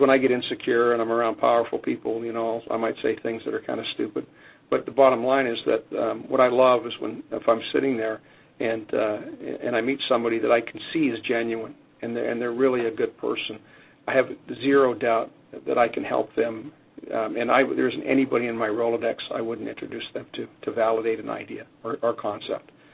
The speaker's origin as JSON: {"language": "English", "country": "Canada", "tie": "born or raised there", "moved": "yes", "lives_now": "United States", "said": "I'm Canadian, and growing up in Canada"}